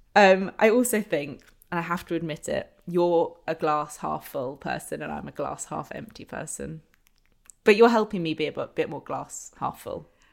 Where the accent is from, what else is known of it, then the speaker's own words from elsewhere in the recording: London, United Kingdom; Growing up in London